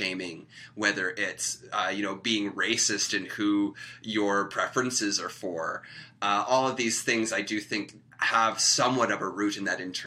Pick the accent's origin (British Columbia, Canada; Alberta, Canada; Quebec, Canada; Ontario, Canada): British Columbia, Canada; Victoria; moved away; also born or lived in Toronto; I grew up in Victoria, BC